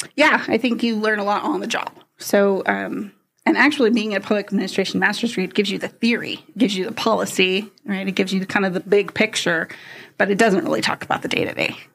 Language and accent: English; San Jose, California, United States; moved away; I grew up in the San Francisco Bay Area, California. So about San Jose is about south from San Francisco.